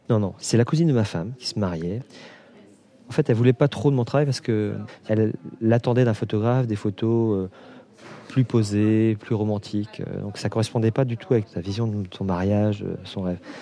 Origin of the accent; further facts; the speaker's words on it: Brittany, France; moved away as an adult; now in Réunion, France; je suis originaire de Bretagne